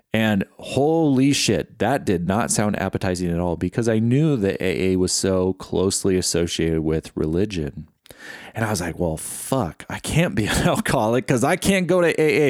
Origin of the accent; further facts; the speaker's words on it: California, United States; Growing up in California, there wasn't really a predominant religion in my life